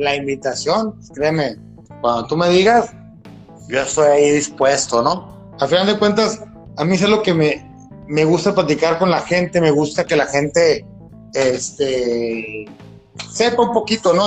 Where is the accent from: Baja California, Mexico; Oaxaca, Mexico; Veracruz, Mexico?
Baja California, Mexico; Mexicali; Soy ciudadano de Mexicali